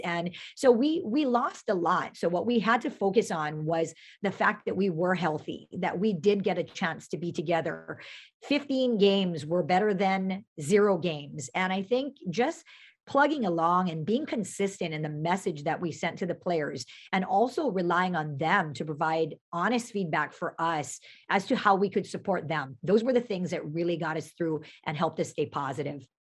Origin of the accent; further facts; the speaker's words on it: Pearl City, Hawaii, United States; I grew up in Pearl City